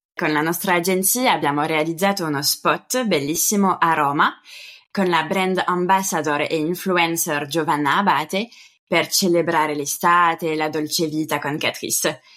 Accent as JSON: {"language": "Italian", "country": "France", "moved": "yes", "lives_now": "Italy", "said": "i miei nonni paterni hanno lasciato la Basilicata ormai 60 anni fa per vivere in Francia, quindi ci tenevo a salutare la mia terra di origine. E poi anch'io, come te, sono andata a casa in Francia"}